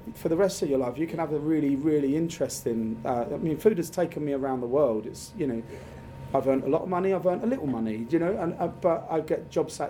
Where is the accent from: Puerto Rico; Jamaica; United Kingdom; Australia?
United Kingdom; Dartford, South East England; also born or lived in Peckham / Bermondsey; I was born and raised in Dartford, so the arsehole of Kent.